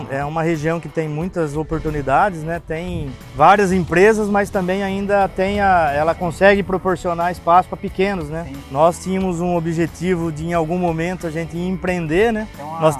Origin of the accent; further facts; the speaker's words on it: Paraná, Brazil; Eu venho do Paraná, né, de cooperativas que o produtor ele simplesmente ele fala, eu preciso do produto